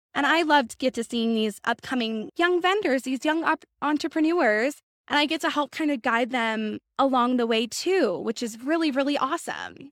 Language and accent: English; Washington, United States; I'm from Washington